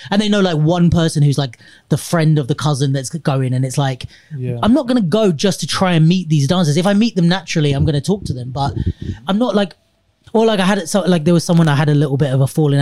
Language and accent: English; London, United Kingdom; I was born in London.